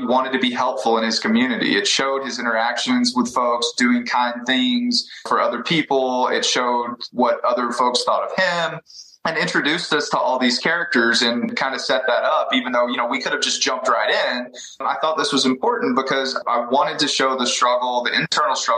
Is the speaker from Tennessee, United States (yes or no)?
no; East Texas, United States; when I was growing up in East Texas